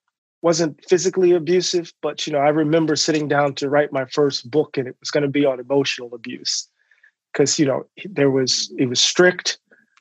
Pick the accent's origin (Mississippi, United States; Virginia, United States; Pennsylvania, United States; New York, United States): Mississippi, United States; Moss Point; I'm a country boy from the coast of Mississippi, born and raised in a town called Moss Point